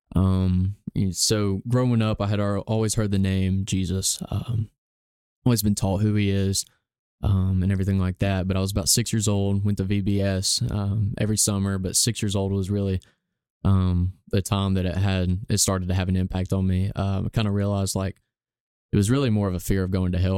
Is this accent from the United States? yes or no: yes; Gadsden, Alabama, United States; I've grown up here in Gadsden, Alabama my whole life